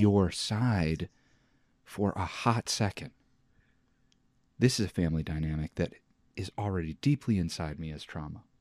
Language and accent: English; Joliet, Illinois, United States; I grew up in Joliet, Illinois.